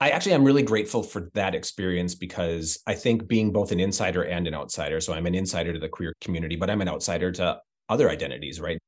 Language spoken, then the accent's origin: English; Midwest, United States; moved away; also born or lived in Chicago; I come from the Midwest and a rural Midwest